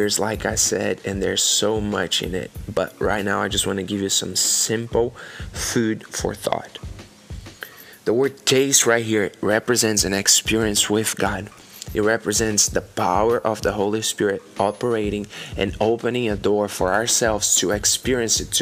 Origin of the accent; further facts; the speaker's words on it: Brazil; English is a second language; moved away as an adult; now in Oklahoma, United States; I came from Brazil. I'm currently living in Oklahoma in America.